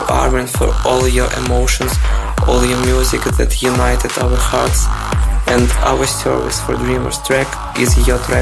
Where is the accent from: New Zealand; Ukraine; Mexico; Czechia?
Ukraine; Odesa, Odesa Oblast; I'm from Odessa, Ukraine